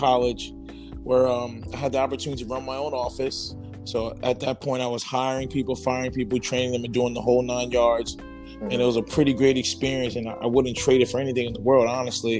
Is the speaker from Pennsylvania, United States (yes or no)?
no; New Jersey, United States; I'm out of Central Jersey